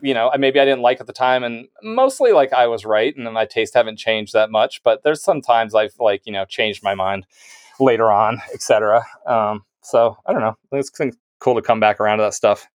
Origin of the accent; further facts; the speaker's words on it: near Mobile, Alabama, United States; moved away as an adult; also born or lived in Massachusetts / Philadelphia; now in Philadelphia suburbs, United States; I grew up in Alabama, like, all, all my eighteen years, and then I went to college in Massachusetts